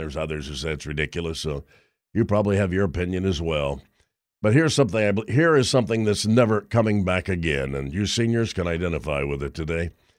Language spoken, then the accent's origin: English; Roanoke, Indiana, United States; I loved growing up in Roanoke, Indiana when I did.